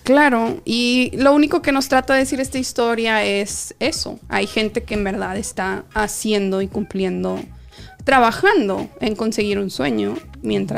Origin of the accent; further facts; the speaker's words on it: Mexico; a los que nos criamos en México